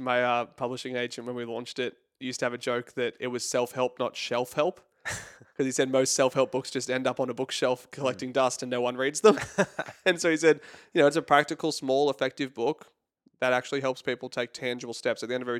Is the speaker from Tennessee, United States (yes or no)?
no; California, United States; now in Australia; You'd never guess it from my accent. I'm originally from California.